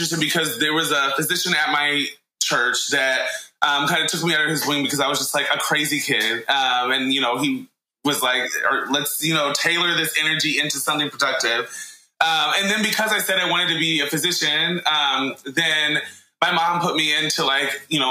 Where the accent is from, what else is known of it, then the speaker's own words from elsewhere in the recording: Indianapolis, Indiana, United States; also born or lived in Stanford, California / Connecticut; now in Providence, United States; I am from Indianapolis, Indiana, originally